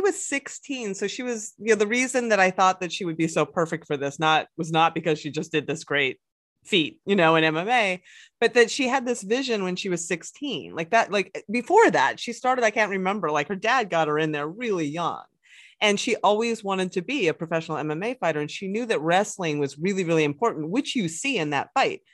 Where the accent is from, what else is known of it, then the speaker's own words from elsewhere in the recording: Pennsylvania, United States; I come from Pennsylvania, which is a big wrestling state